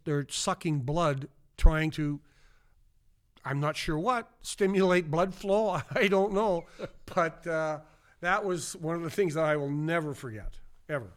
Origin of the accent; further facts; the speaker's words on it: Kindersley, Saskatchewan, Canada; moved away; in my hometown of Kinder City, Saskatchewan, forty-five hundred people, small town in the middle of nowhere